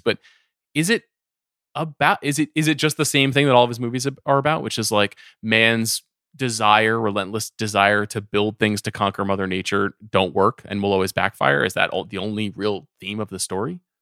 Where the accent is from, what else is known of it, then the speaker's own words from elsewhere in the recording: Long Island, New York, United States; I grew up on Long Island